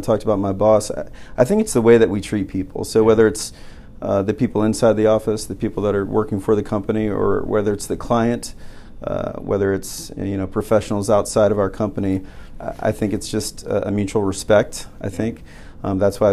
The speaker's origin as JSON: {"language": "English", "town": "Richmond", "region": "Virginia", "country": "United States", "tie": "born or raised there", "also_born_or_lived": "Durham, North Carolina", "moved": "yes", "lives_now": "Virginia Beach, United States", "said": "even though I wasn't technically born here and I grew up in Richmond, I consider it home"}